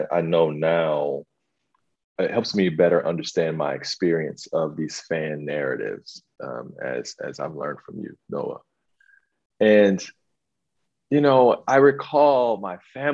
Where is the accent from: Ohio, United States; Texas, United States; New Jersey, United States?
Ohio, United States; Northwest; I'm born and raised in Ohio, Northwest Ohio